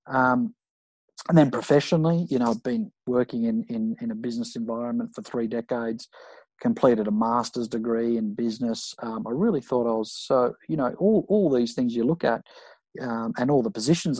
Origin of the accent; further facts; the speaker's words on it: Sydney, New South Wales, Australia; I grew up in Maroubra